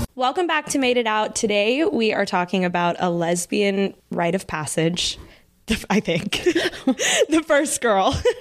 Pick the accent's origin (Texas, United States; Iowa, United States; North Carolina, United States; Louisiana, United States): Texas, United States; Dallas; moved away; we are both from Dallas